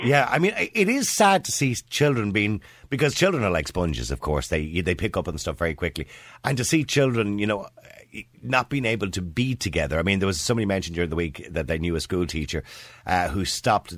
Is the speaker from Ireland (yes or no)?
yes; Ireland; we've always done it as Irish people